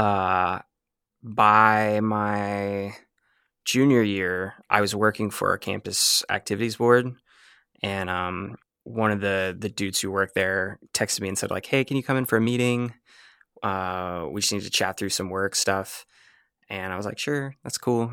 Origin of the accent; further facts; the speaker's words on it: Jacksonville, Florida, United States; moved away as an adult; also born or lived in Mobile, Alabama; I'm from Jacksonville, Florida